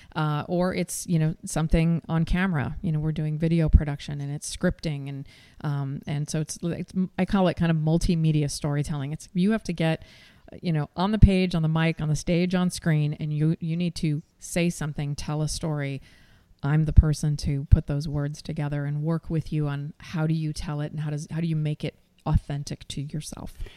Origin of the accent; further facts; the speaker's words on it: Seattle, Washington, United States; also born or lived in New York; followed my heart back to my hometown